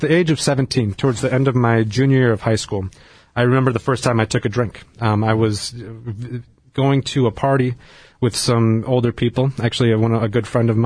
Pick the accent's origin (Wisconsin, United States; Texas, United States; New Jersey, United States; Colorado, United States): Wisconsin, United States; I grew up in Wisconsin, in a pretty rural part of Wisconsin, and grew up Catholic